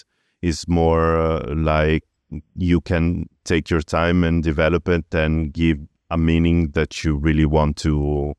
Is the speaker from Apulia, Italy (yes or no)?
no; Padua, Veneto, Italy; moved away; Yes, I was born in Padua.